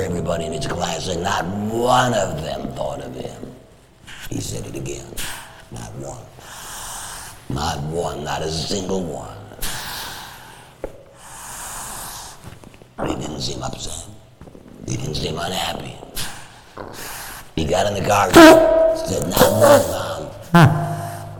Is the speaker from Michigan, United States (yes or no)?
yes; Detroit, Michigan, United States; when I was a boy growing up in Detroit